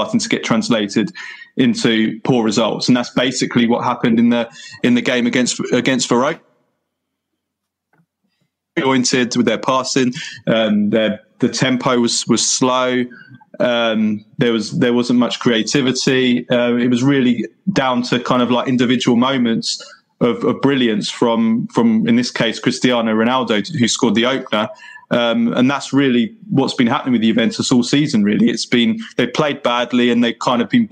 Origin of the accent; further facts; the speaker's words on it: England, United Kingdom; I have Italian parents. I was born in England and grew up in England, but both my parents are Italian